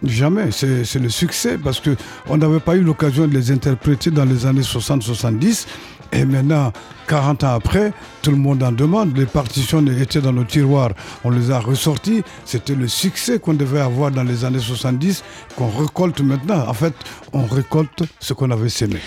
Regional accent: Mali; moved away as an adult; also born or lived in Cuba; On est sorti du Mali, on se retrouve au Mali encore

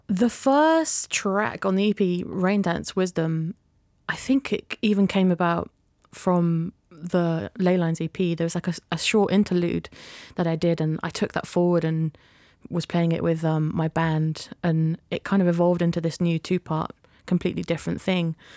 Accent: Yorkshire and the Humber, United Kingdom; growing up in Yorkshire, there was lots of brass bands

